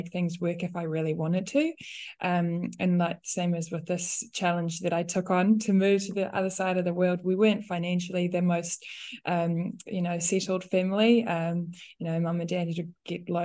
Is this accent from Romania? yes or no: no; South Africa; English is a second language; moved away as an adult; now in New Zealand; me being a South African, having moved here